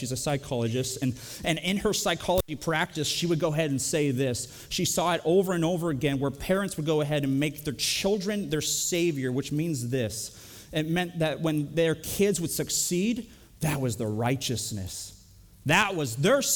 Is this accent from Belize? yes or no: no; Canada; now in United States; I'm Canadian